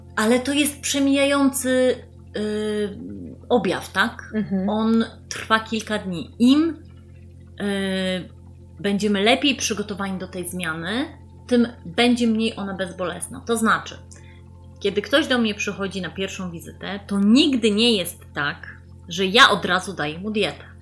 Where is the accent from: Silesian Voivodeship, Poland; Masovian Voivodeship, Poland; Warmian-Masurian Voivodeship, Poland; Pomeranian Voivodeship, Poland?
Pomeranian Voivodeship, Poland; Gdańsk; Ja jestem z Gdańska, y, z Przymorza, tu mieszkam, tu pracuję